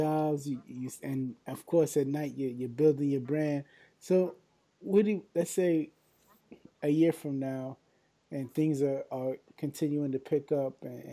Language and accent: English; New York, United States; I'm from New York